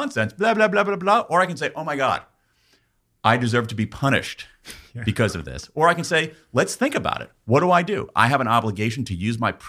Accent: United States; I was born in America after World War II

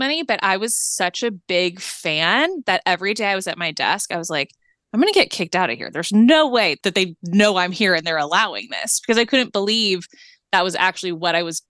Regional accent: Los Angeles, California, United States; I am born and raised in LA, which I feel like is not that common though to be born and raised here.

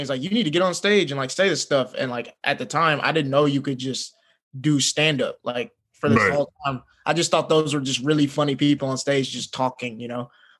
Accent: the South, United States; I grew up in the South

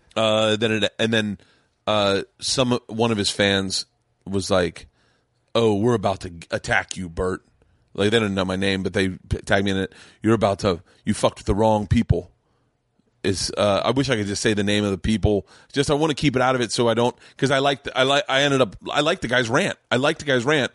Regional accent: Florida, United States; moved away; I grew up in Florida

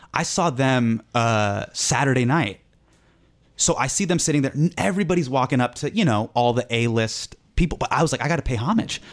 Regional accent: Davis, California, United States; I'm a kid. I grew up in Davis

